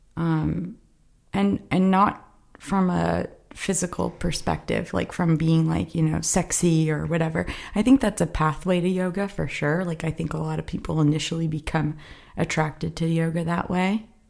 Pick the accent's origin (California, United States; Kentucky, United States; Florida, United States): Florida, United States; South; moved away as an adult; also born or lived in Fort Lauderdale; now in Los Angeles, United States; South Florida. It's swampy